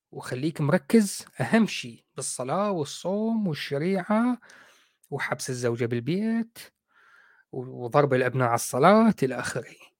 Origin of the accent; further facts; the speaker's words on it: Iraq; إحنا عندنا بالعراق نقول عفطة